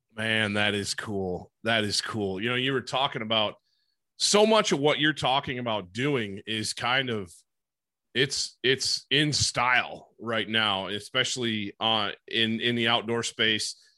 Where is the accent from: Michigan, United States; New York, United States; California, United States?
Michigan, United States; Great Lakes area in; I grew up in the Great Lakes area in in Michigan